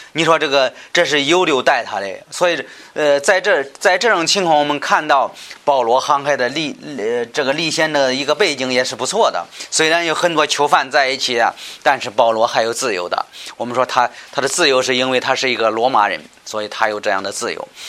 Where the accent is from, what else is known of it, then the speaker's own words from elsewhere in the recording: China; 我们中国人能够明白